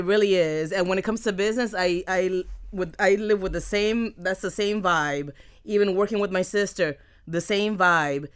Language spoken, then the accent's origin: English; Miami, Florida, United States; accent: Miami; I'm from Miami. I am a Miami girl. I have a Miami accent.